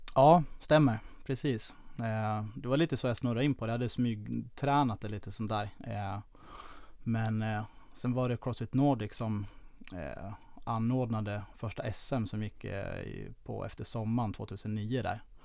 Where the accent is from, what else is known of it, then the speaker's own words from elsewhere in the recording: Falun, Dalarna County, Sweden; moved away as an adult; also born or lived in Lidingö; now in Stockholm, Sweden; Jag kommer från eh, Falun, eller utanför Falun